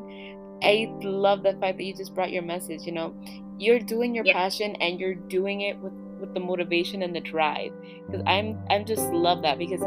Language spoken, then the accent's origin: English; Ecuador; moved away; I'm from Ecuador